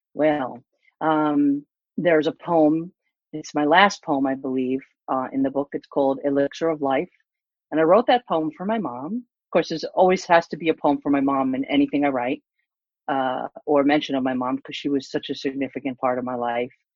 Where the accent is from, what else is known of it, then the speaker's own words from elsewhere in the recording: East Coast, United States; moved away; also born or lived in California; I'm from the East Coast.